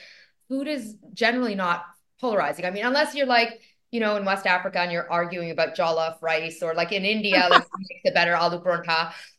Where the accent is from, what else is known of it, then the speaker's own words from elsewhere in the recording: Toronto, Ontario, Canada; I'm so Canadian in many ways, because I am Canadian, joining you from Toronto, Canada.